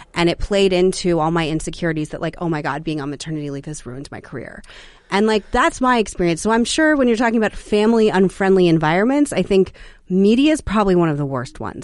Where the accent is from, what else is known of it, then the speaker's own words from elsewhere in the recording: Phoenix, Arizona, United States; also born or lived in Sedona, Arizona; now in Washington, D.C. area, United States; I'm from Arizona and I was raised in Phoenix and Sedona